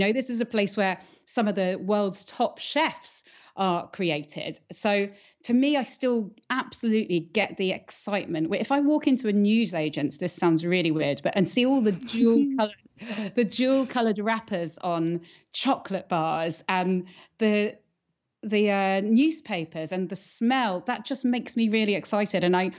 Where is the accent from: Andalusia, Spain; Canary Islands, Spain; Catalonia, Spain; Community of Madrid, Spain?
Andalusia, Spain; When I was growing up in the Costa del Sol, I had this very wonderful barefoot childhood running around.